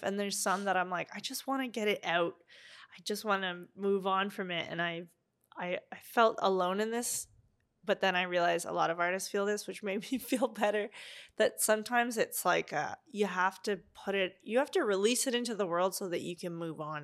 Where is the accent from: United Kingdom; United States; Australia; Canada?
Canada; Ottawa, Ontario; moved away as an adult; also born or lived in Montreal; now in Vancouver, Canada; my hometown of Ottawa